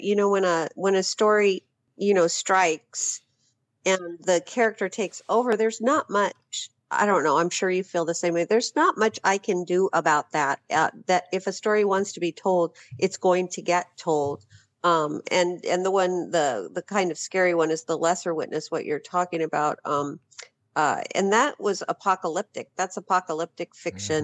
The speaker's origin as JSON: {"language": "English", "town": "Phoenix", "region": "Arizona", "country": "United States", "tie": "born or raised there", "moved": "as an adult", "said": "I spent the better part of my life in Phoenix"}